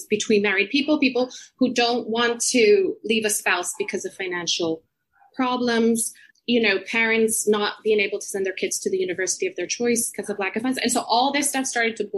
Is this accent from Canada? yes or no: no; Puerto Rico; moved away as an adult; also born or lived in United States; now in London, United Kingdom; I grew up in Puerto Rico